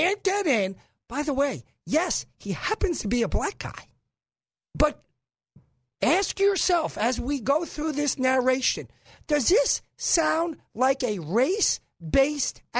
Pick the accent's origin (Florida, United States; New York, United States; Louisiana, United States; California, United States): New York, United States; New York City; now in Little Rock, United States; I'm from Brooklyn